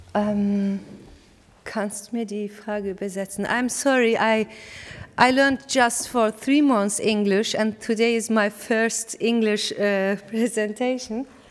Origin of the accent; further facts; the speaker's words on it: Malatya, Turkey; English is a second language; moved away; my heart is also in Malatya, in my hometown.